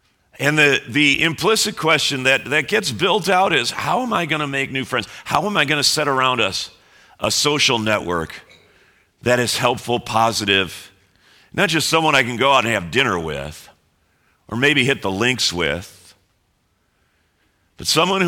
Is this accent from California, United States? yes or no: no; Chicago, Illinois, United States; And we all find out we're all from Chicago.